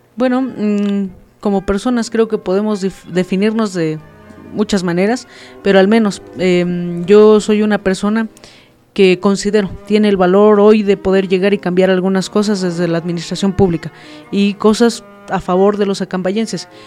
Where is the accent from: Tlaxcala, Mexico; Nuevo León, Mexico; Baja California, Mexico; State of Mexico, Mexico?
State of Mexico, Mexico; Tixmadejé Grande; yo soy de la comunidad de Tixmadeje Grande y bueno, eh, justamente mm, toda mi vida he vivido ahí, mm, crecí bajo la crianza de mis abuelos maternos